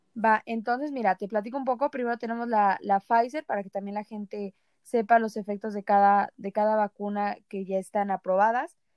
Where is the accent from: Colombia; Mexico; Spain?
Mexico